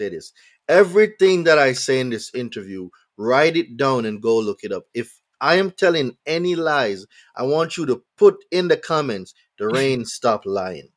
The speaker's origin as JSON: {"language": "English", "country": "Jamaica", "moved": "yes", "lives_now": "United States", "said": "I'm not from here. So when I came from Jamaica"}